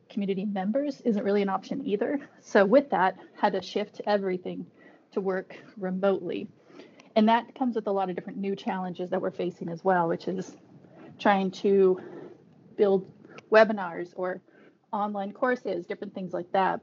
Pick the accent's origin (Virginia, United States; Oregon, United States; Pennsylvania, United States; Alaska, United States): Alaska, United States; we're all from Alaska, so indigenous of different Arctic communities